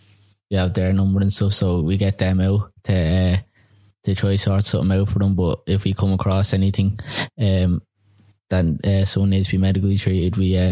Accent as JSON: {"language": "English", "town": "Dublin", "region": "Leinster", "country": "Ireland", "said": "I come from Drimna."}